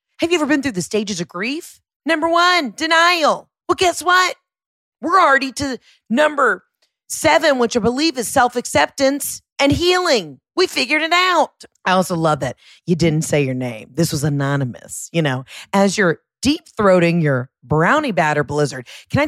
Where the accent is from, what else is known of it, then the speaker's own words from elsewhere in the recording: Florida, United States; That orange is peeled because, bitch, I'm from Florida.